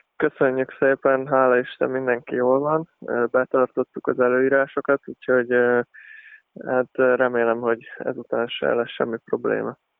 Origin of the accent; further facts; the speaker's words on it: Szombathely, Vas, Hungary; én szombathelyen nőttem fel